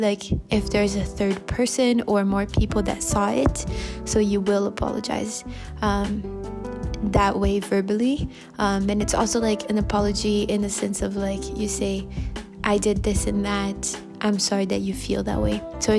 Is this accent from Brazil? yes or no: yes; Brazil; I'm from Brazil.